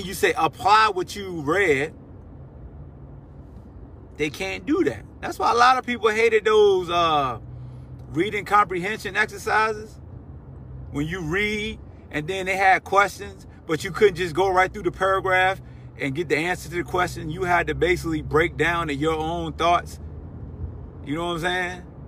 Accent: Newport News, Virginia, United States; I grew up in Newport News, Hampton area, in the shipyard.

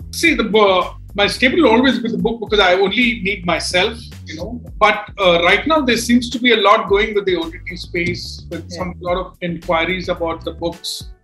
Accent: India; as an Indian

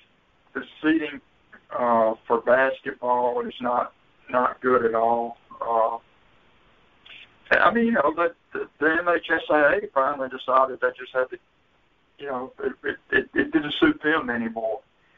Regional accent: Hattiesburg, Mississippi, United States; I grew up in Hattiesburg

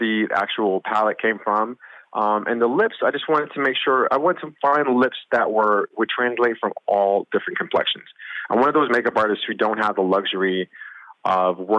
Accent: New York City, New York, United States; I'm a New Yorker

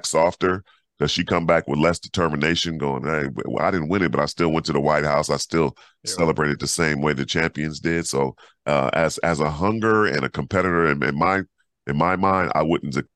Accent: California, United States; California kid

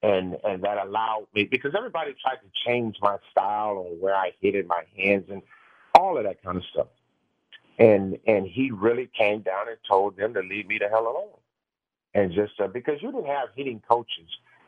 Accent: Los Angeles, California, United States; I had two earrings in my ear and I came from Los Angeles.

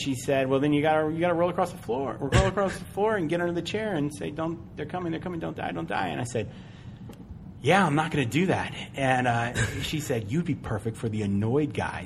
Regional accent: Charlottesville, Virginia, United States; I am from Charlottesville, Virginia.

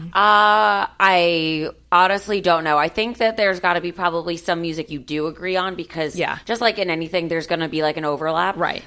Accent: Miami, Florida, United States; now in Los Angeles, United States; since I grew up in Miami, I like grew up in a melting pot

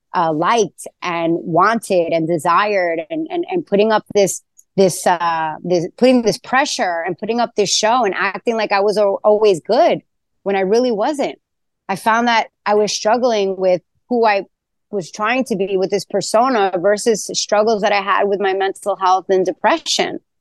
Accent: New York City, New York, United States; moved away as an adult; now in Tulum, Mexico; my days of growing up in Queens

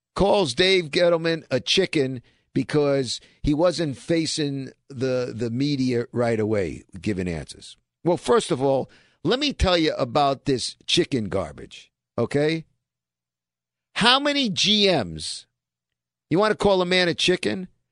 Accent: New York City, New York, United States; we're kids from Brooklyn

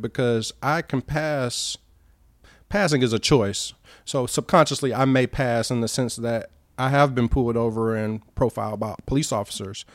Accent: Albany, Georgia, United States; born or raised there; accent: Southern; moved away as an adult; also born or lived in Cleveland, Ohio; now in United Arab Emirates

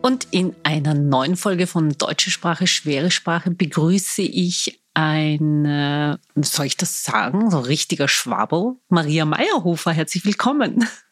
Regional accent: Vienna, Austria; Ich bin waschechte Wienerin

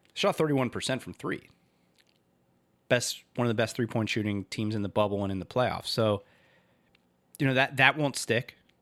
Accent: Miami, Florida, United States; I grew up in Miami

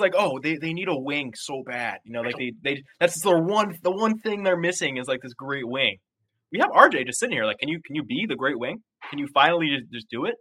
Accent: New York, United States; I grew up in New York

